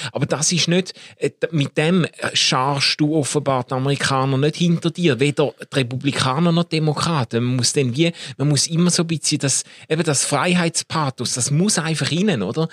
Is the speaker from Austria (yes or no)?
no; Switzerland; in meiner Kindheit und Jugend immer wieder begegnet ist, so in diesen Kreisen, wo wir uns bewegt haben, ist schon ein wahnsinniger Stolz oder äh, fast eben dann schon eine Einbildung darauf, dass wir als Schweizer